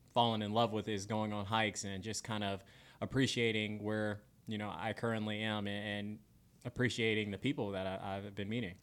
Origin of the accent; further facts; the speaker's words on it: Florida, United States; moved away as an adult; now in Spokane, United States; I'm a Florida boy through and through